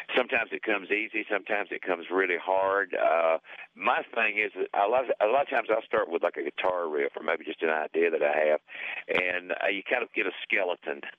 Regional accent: Southeast, United States; I'm from the Southeast, you know. I come from the cradle of what we used to call stock car racing

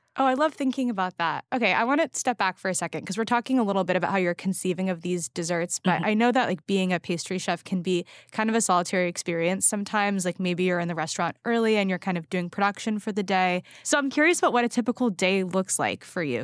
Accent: West Coast, United States; now in New York, United States; I grew up on the West Coast

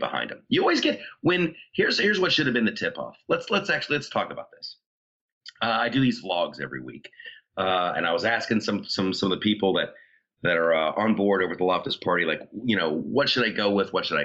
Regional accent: Ohio, United States; moved away; I grew up in Ohio.

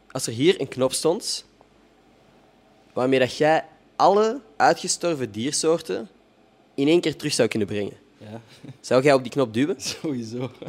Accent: Morocco; Ja, ik ben zelf ook Marokkaan mhm. en moslim.

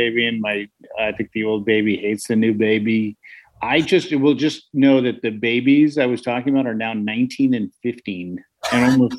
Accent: San Francisco, California, United States; And I grew up in San Francisco. I never learned how to drive a stick because we just didn't have them.

